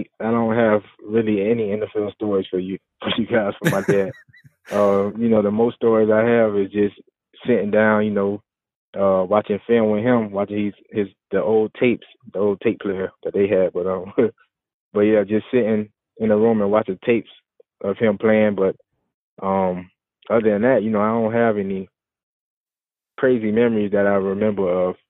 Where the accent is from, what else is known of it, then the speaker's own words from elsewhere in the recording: Florida, United States; I may go back to where I grew up in Florida and give some bites out.